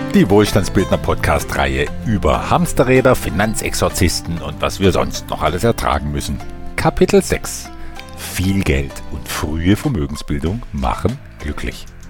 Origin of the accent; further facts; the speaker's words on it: Germany; bei uns in Deutschland